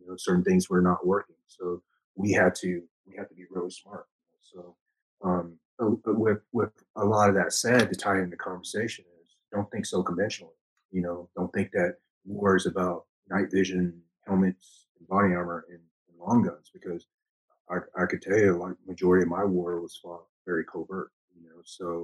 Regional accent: the South, United States; accent: country; because I was raised, I was raised in the South. So some of my, some of my speeches is since the country twang in it, right? Because I was raised in the South, so I did have a country accent

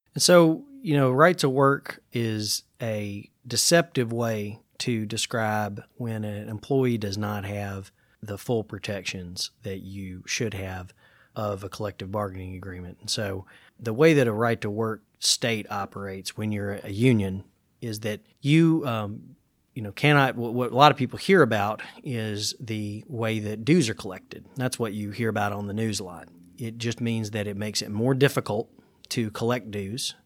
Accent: Gallatin, Tennessee, United States; growing up in Gallatin

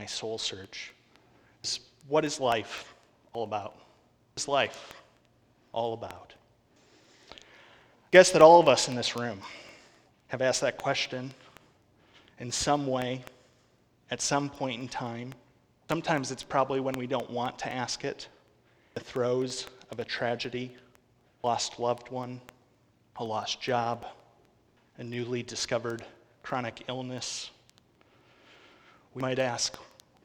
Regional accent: Wisconsin, United States; moved away as an adult; I grew up in Wisconsin, family of six, my parents, three brothers, and myself

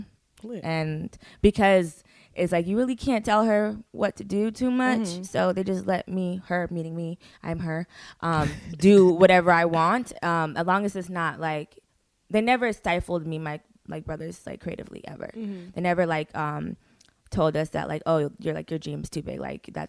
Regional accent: Parkland, Florida, United States; now in Atlanta, United States; Like I grew up in Parkland, okay. Florida. So yeah, like and it was so easy to live there.

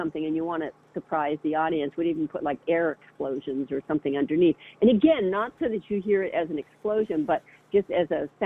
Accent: Boston, Massachusetts, United States; moved away as an adult; also born or lived in San Francisco / Southern California; I was from the Boston area, and so I moved to San Francisco

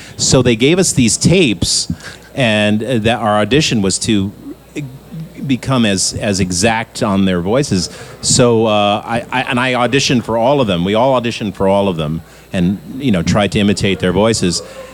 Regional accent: Boston, Massachusetts, United States; now in Maine, United States; We don't have any teams up in Maine where I come from. But originally, I was from Boston, where we do have a team.

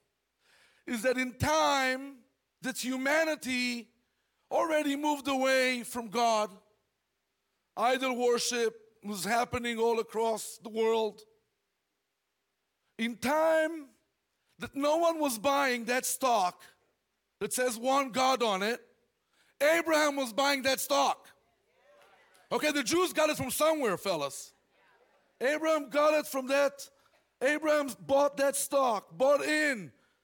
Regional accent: Israel; moved away; I was born and raised in Israel

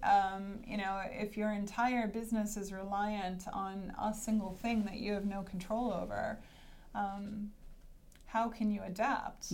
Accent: Hanson, Massachusetts, United States; I grew up in Massachusetts, and the town I grew up in is called Hanson

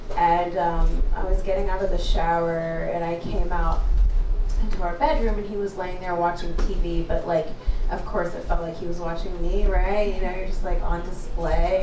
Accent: Canada; also born or lived in Kenya; I grew up in Canada. That's why I sound white.

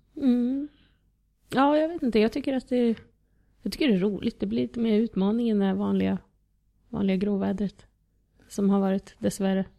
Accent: Eskilstuna, Södermanland, Sweden; moved away as an adult; also born or lived in Moscow, Russia / Southern France; now in Djursholm, Sweden; Född och uppvuxen i Eskilstuna, absolut inte i Djursholm

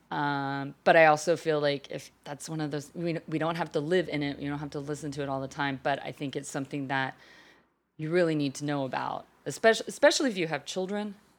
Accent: Fort Worth, Texas, United States; That's in my home, hometown

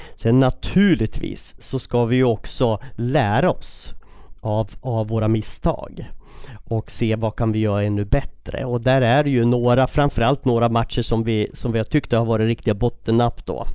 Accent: Västerås, Västmanland, Sweden; jag är uppvuxen i Västerås

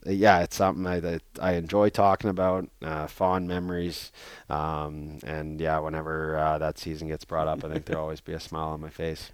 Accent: Canada; moved away; being Canadian

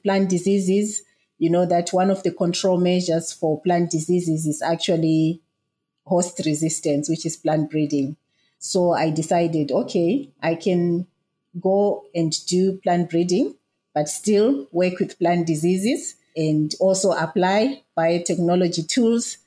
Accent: Zimbabwe; moved away as an adult; now in Pietermaritzburg, South Africa; I was born and raised in Zimbabwe.

